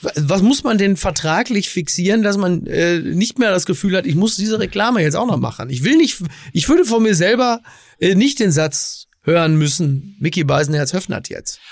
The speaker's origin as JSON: {"language": "German", "country": "Germany", "said": "als Deutsche"}